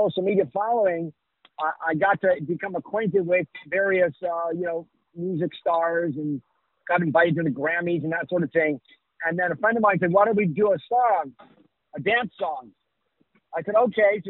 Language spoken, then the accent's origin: English; New York, United States; now in Miami, United States; I grew up in New York